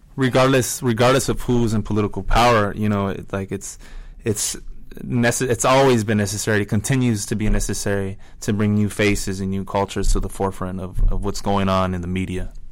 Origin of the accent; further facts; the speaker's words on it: La Mirada, California, United States; I'm from La Mirada, which is like a suburb of LA.